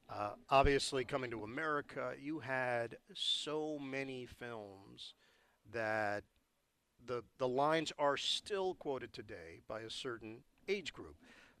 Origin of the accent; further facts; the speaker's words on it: New York City, New York, United States; Forest Hills, concerts were canceled for about 5 years because Deadheads descended upon my hometown